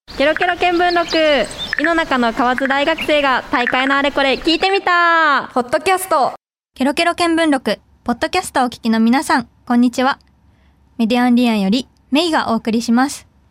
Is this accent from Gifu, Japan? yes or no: no; Fukuoka, Japan; 私はあの福岡出身で、まあ、在住